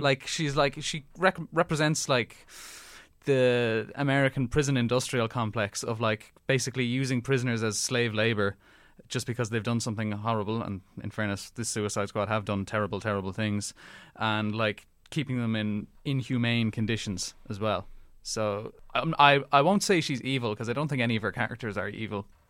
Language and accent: English; Ireland; Being Irish